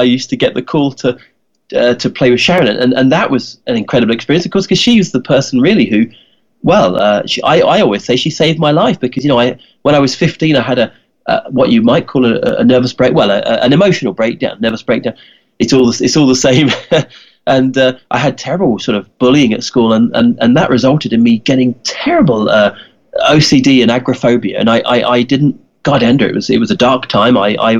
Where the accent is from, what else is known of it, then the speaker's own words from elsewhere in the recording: England, United Kingdom; when I was 10, I was growing up in England, and I had a poster of the … on my bedroom wall.